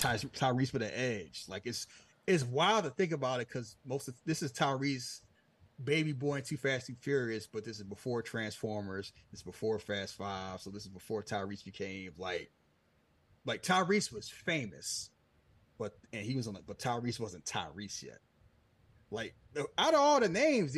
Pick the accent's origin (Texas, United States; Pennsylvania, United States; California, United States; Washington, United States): Pennsylvania, United States; Philadelphia; I grew up in Philly